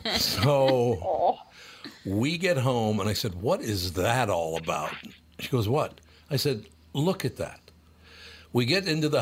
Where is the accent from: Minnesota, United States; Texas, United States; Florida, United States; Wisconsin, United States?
Minnesota, United States; Well, in the next hour, we'll talk a little bit about my life as a Minnesotan.